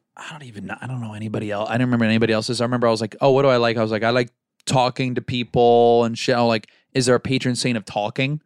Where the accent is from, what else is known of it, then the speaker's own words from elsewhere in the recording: Florida, United States; we're both from Florida.